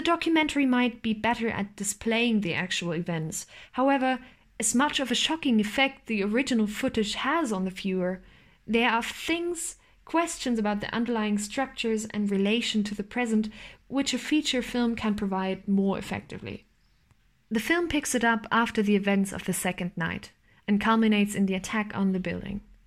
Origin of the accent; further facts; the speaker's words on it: East Germany, Germany; I was born in 1999 in East Germany. I'm a Nachwendekind, a part of the generation of children born in reunified Germany one of those children who have grown up with all the privileges of democracy